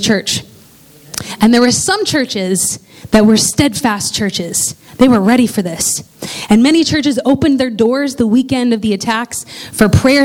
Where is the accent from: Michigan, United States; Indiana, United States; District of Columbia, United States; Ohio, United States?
Indiana, United States; I grew up in Indiana